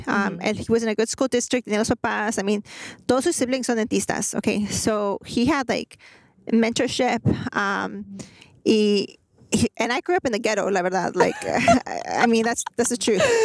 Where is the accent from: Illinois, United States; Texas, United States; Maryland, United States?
Texas, United States; Greenspoint; I grew up in Guns Point